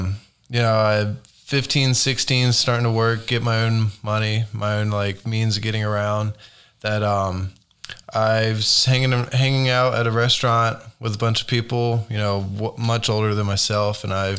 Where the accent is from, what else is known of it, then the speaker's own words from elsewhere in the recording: Beaufort, North Carolina, United States; moved away as an adult; now in Oklahoma City, United States; I was born in North Carolina, grew up on the Crystal Coast, Beaufort specifically, small little beach town.